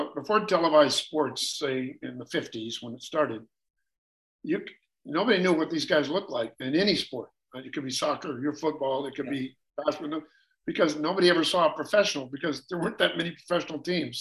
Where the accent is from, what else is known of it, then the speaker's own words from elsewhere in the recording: United States; I'm a classic American.